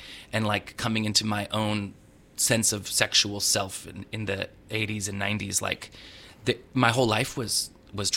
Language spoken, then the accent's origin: English; Southern California, United States; I grew up in Southern California